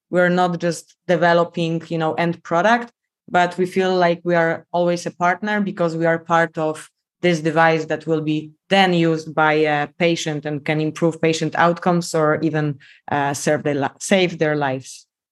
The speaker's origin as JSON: {"language": "English", "country": "Poland", "also_born_or_lived": "South Korea / Miami, United States", "accent": "Polish", "second_language": "English", "moved": "as an adult", "said": "I'm Polish, as you can tell by my accent"}